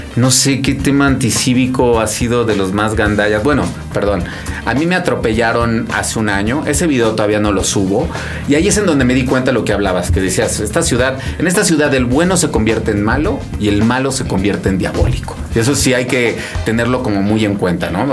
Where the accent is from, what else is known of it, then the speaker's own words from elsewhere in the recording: Mexico; como mexicano